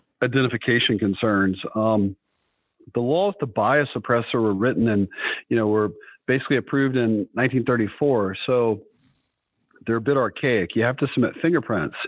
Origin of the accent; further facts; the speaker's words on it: Southeast, United States; moved away as an adult; now in South Dakota, United States; I'm originally born and raised in the Southeast, but relocated to South Dakota